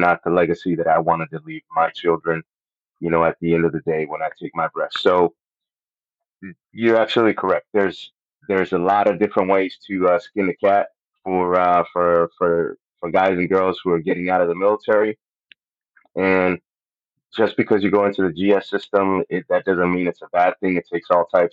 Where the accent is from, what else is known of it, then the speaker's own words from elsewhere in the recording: Puerto Rico; first language Spanish; English is a second language; moved away; I'm from Puerto Rico. That's where I was born and raised